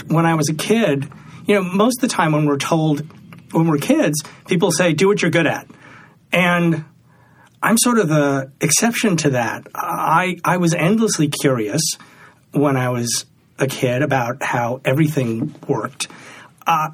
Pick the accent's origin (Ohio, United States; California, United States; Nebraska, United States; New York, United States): New York, United States; New York City; I grew up in New York City